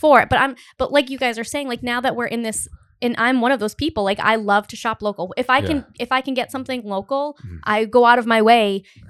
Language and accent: English; Cumberland, Rhode Island, United States; I grew up in Cumberland, Rhode Island, which is, you know, it's a fine town